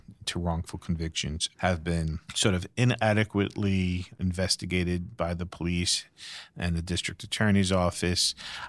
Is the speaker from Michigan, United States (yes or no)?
no; New York City, New York, United States; So I'm a native New Yorker. I grew up in Brooklyn.